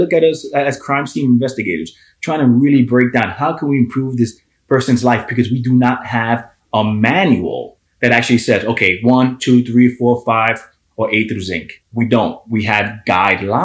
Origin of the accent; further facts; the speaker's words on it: Hoboken, New Jersey, United States; I'm born and raised in Hoboken, New Jersey